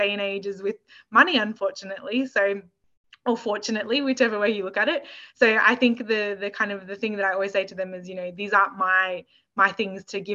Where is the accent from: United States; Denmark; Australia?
Australia; me growing up in Australia and living in Australia